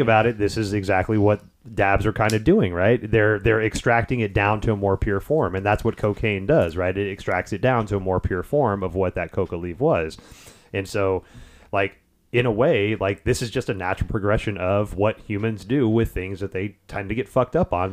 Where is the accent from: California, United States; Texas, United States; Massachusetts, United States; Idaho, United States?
Texas, United States; Houston; moved away as an adult; also born or lived in Detroit; I grew up in the Houston area for the next twenty years